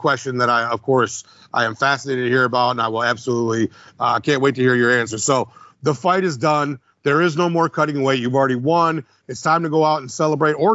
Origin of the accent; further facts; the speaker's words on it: Midwest, United States; we're from the Midwest